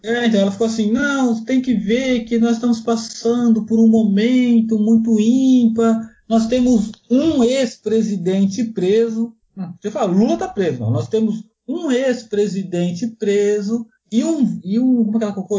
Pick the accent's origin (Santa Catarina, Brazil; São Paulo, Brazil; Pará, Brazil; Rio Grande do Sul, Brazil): São Paulo, Brazil; eu sou de São Paulo